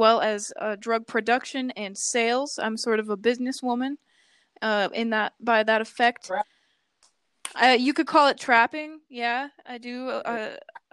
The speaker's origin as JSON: {"language": "English", "town": "Tucson", "region": "Arizona", "country": "United States", "tie": "born or raised there", "also_born_or_lived": "Germany", "said": "I grew up in Tucson, Arizona."}